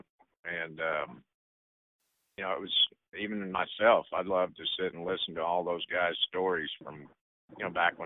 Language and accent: English; Texas, United States; we're from Texas